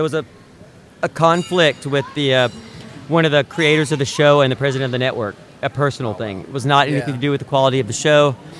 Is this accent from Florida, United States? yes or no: no; Tennessee, United States; moved away as an adult; now in California, United States; I'm from the South. I'm from Tennessee.